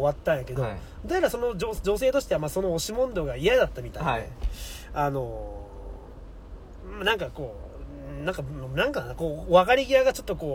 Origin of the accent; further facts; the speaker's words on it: Nagasaki, Japan; moved away; 僕長崎のまるとこなんですよ